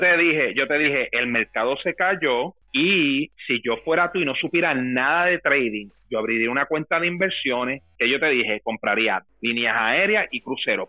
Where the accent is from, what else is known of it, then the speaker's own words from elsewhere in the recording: Dorado, Puerto Rico; moved away; yo me crié en Dorado